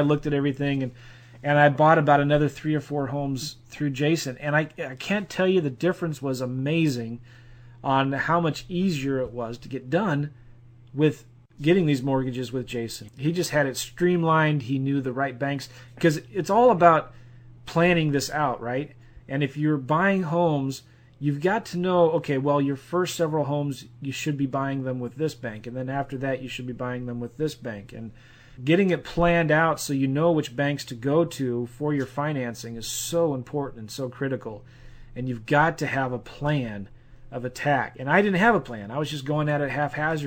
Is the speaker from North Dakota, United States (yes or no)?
no; St. Louis, Missouri, United States; We're both from St. Louis. We both live here